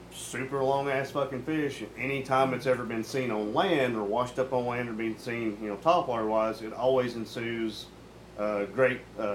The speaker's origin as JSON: {"language": "English", "area": "between Huntsville and Birmingham", "region": "Northeast Alabama", "country": "United States", "said": "Northeast Alabama, between Gunnersville and Gunnersville, but between Huntsville"}